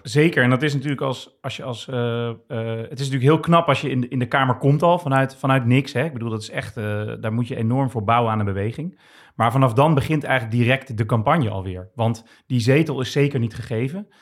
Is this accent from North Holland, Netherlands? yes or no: no; Rotterdam, South Holland, Netherlands; opgegroeid in Rotterdam, Rotterdam-Zuid.